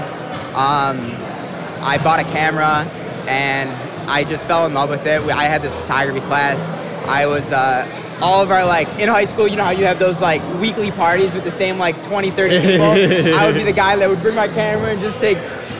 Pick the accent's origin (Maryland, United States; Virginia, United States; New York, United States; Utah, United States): New York, United States; Clarence; Adam and I grew up in Clarence, New York